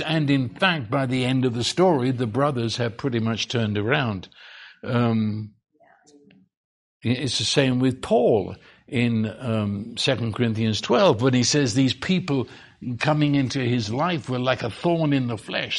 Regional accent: England, United Kingdom; now in Texas, United States; I'm English

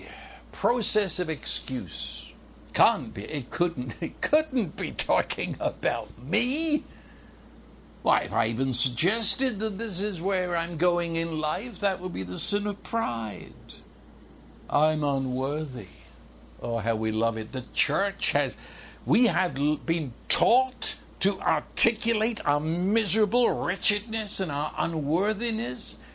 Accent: London, United Kingdom; I was raised in London, England

